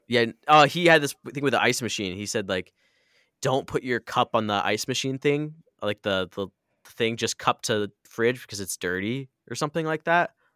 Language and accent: English; Midwest, United States; we grew up in the Midwest